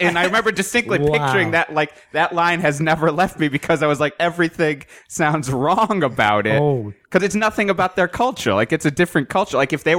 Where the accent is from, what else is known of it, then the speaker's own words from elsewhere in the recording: Connecticut, United States; I grew up in Connecticut.